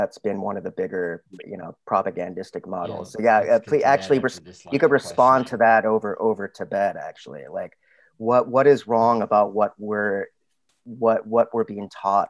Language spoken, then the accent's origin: English; Little Rock, Arkansas, United States; I grew up in Little Rock, Arkansas.